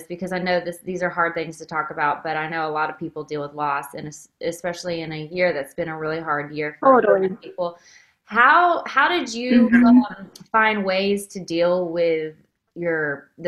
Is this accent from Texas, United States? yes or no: yes; Waco, Texas, United States; I grew up in Waco, Texas